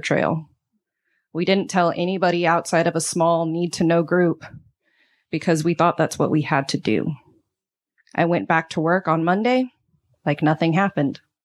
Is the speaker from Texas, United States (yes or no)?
yes; Texas, United States; moved away; I'm from Texas, a place that I used to be proud to call home